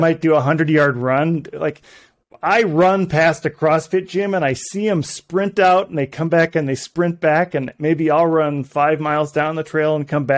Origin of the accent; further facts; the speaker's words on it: northern Minnesota, United States; I'm from Minnesota, so northern Minnesota